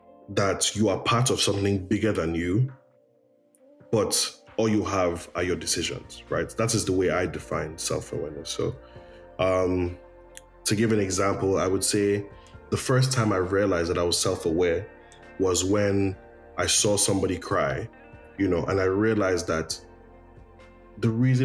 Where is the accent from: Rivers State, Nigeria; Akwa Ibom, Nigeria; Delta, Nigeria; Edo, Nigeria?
Rivers State, Nigeria; Port Harcourt; also born or lived in London; Like, I was born in London, but I was raised in Port Harcourt